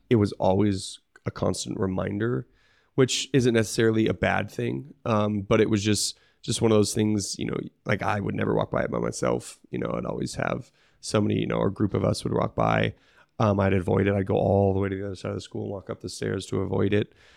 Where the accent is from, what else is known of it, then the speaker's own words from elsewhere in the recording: Bailey, Colorado, United States; Mount Bailey, which is a, a mountain by me